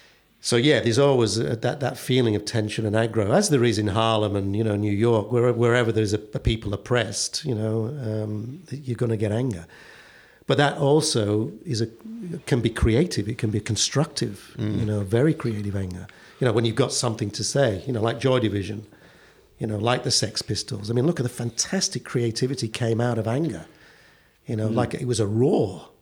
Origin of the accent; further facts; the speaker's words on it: Perth, Western Australia, Australia; Well, no, because what would happen traditionally in Perth is, as soon as you were old enough as a teenager and you'd saved enough money, you'd go back to Tintagel.